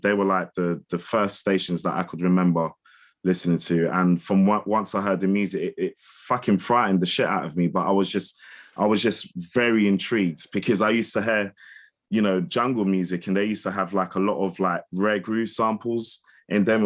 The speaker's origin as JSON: {"language": "English", "region": "London", "country": "United Kingdom", "tie": "born or raised there", "also_born_or_lived": "Windsor", "moved": "as an adult", "said": "I'm from Hammersmith, and I grew up on, like, like Isofem"}